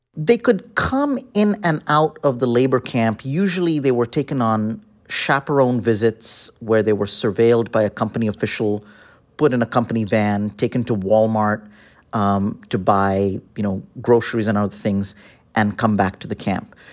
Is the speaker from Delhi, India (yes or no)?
yes; Delhi, India; moved away as an adult; also born or lived in Chicago, United States; now in United States; I'm from Delhi, and I came to study at the University of Chicago